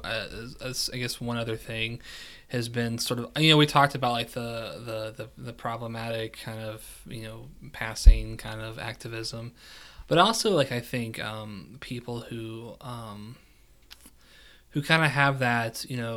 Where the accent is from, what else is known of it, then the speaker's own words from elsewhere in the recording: West Virginia, United States; moved away; also born or lived in Kentucky; born and raised West Virginia, but also consider myself a Kentuckian